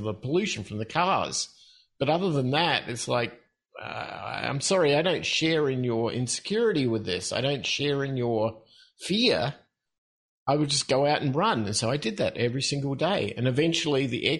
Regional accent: Australia; moved away as an adult; also born or lived in Mexico; I'm from Australia originally, and I guess that starts the whole process off. And the other part, and I'm sure your listeners will appreciate it, is that I'm in my late 50s. So I grew up at a time when there were no rules. We were what we called free-range kids in Australia.

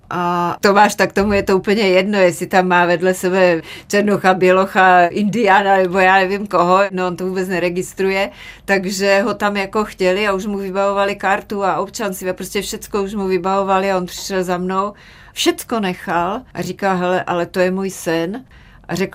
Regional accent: Martin, Žilina Region, Slovakia; moved away; also born or lived in Moravia; To mi pomohlo hodně, protože jak jsme se přestěhovali z Moravy do Martina, protože otec měl tuberkulózu a museli do vysokorského pásma, kde byly hory kolem celého toho Martina.

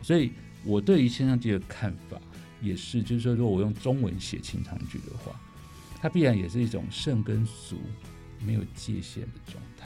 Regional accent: Taiwan; 人家知道我是台湾来的音乐家

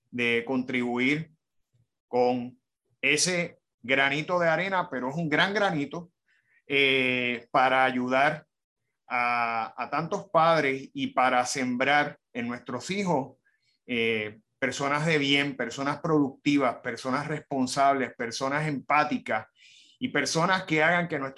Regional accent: Hoboken, New Jersey, United States; born there; En, un, pueblito, que se llama Hoboken.

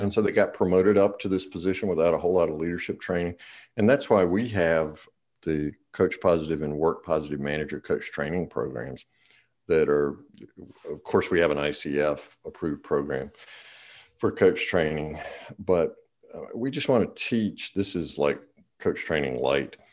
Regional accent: the South, Eastern North Carolina, United States; I'm from the South, in Eastern North Carolina

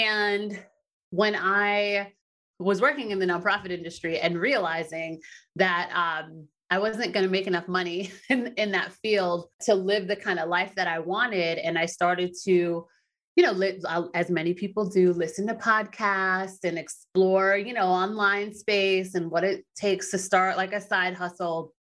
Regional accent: East Coast of the United States, United States; I grew up in the United States and the East Coast in the United States

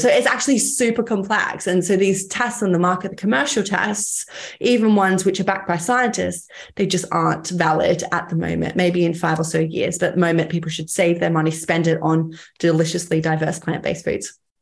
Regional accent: Cairns, Queensland, Australia; I grew up in Cairns, quite a, a small town

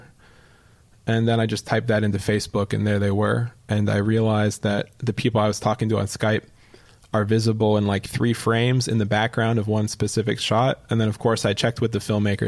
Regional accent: Canada; now in New York, United States; as a Canadian

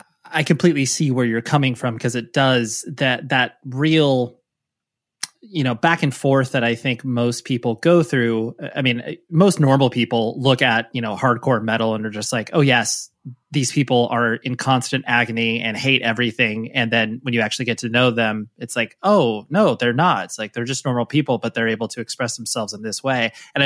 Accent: California, United States; Always in the Orange County, Southern California area.

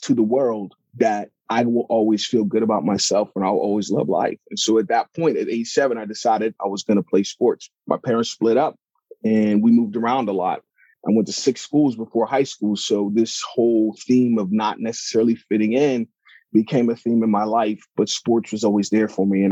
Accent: Pittsburgh, Pennsylvania, United States; I'm originally from Pittsburgh, Pennsylvania. And, you know, I was born into, you know, my parents are from Africa. They're from Nigeria. So I'm first generation American.

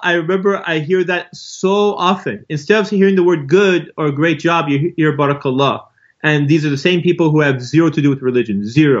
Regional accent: Los Angeles, California, United States; I grew up right here in Los Angeles, California. I didn't know anything about Islam until I discovered it around the age of 19 years old. And I literally became Muslim overnight as soon as I found it.

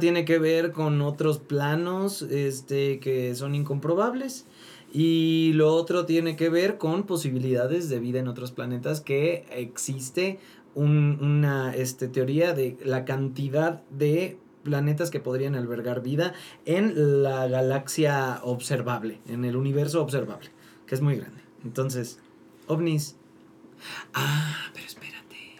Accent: Mérida, Yucatán, Mexico; soy de Mérida.

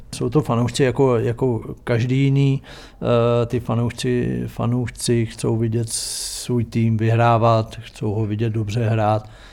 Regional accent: Třeboň, South Bohemian Region, Czechia; also born or lived in Jindřichův Hradec; já jsem se narodil v Jindřichově Hradci, protože tam byla porodnice, jinak jsem v Třeboně. Vyrost jsem v Třeboni

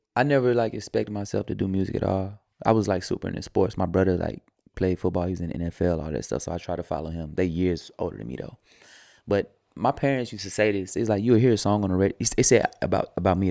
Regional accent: the South, United States; I'm from the South too

